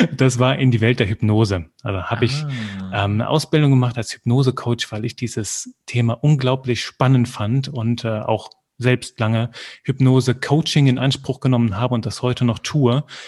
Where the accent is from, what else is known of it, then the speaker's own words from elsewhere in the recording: Belgium; ich komme aus Belgien und da kriegst du halt Französisch mit in die Wiege gelegt